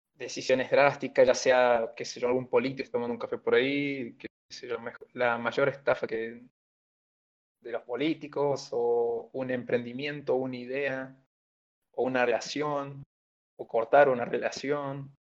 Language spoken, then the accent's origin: Spanish; Perico, Jujuy, Argentina; Me crié en la, en la ciudad de Perico, pero luego me mudé ya un poco más grande para San Salvador de Jujuy